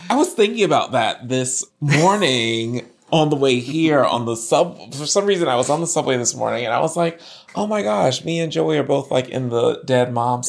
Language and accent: English; Virginia, United States; born or raised there